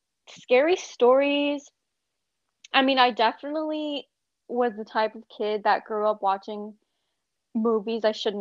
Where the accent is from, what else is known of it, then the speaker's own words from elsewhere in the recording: Southern California, United States; I'm 24 years old. I'm from Southern California, born and raised.